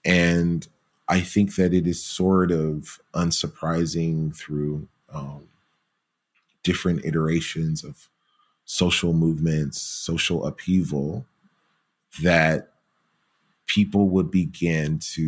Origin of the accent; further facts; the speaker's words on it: Georgia, United States; Growing up in Georgia, I have always appreciated her sensibilities on Southern food